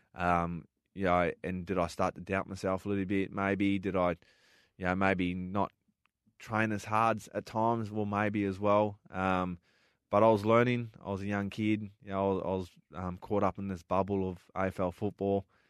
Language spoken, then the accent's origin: English; Darwin, Northern Territory, Australia; moved away; growing up in Darwin